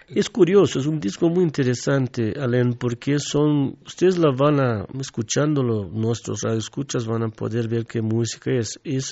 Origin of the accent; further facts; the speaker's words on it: southern Brazil, Brazil; Spanish is a second language; moved away as an adult; also born or lived in Mexico; yo vengo desde el sur de Brasil